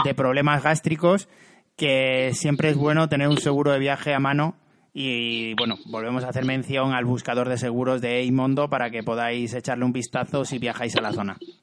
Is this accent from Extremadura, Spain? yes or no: yes; Cáceres, Extremadura, Spain; en mi pueblo de Cáceres